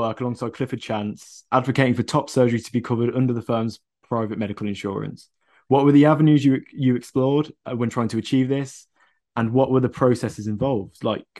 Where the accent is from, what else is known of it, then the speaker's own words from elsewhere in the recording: Coventry, West Midlands, United Kingdom; I'm from Coventry, which is sort of right in the middle of the country next to Birmingham.